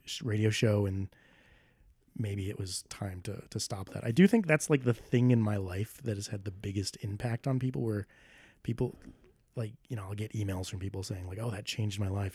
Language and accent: English; Smithfield, Rhode Island, United States; also born or lived in Boston; I grew up in a town called Smithfield in Rhode Island